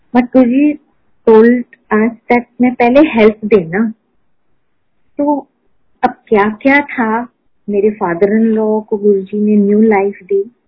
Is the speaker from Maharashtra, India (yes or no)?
yes; Pune, Maharashtra, India; moved away as an adult; now in Delhi, India; I was born in Poona मैंने schooling वहां की मैंने कॉलेज वहां की